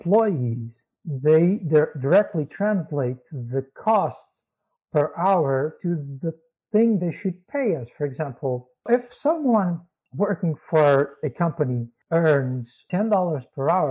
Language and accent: English; Portugal; I was born in Portugal.